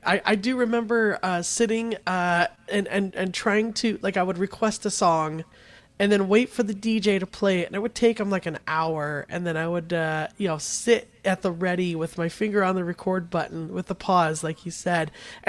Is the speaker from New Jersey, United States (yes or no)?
no; Phoenix, Arizona, United States; because I'm from Phoenix as well.